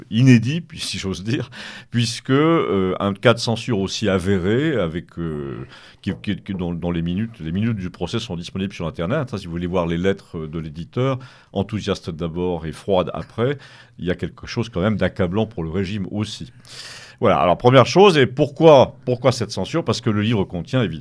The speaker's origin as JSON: {"language": "French", "region": "Auvergne-Rhône-Alpes", "country": "France", "said": "suis savoyard, savoisien, parce que savoisien c'est très politique."}